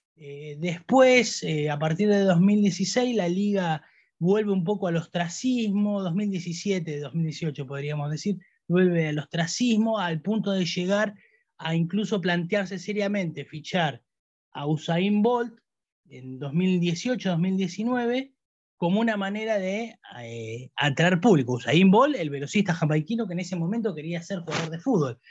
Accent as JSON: {"language": "Spanish", "country": "Argentina", "said": "los argentinos"}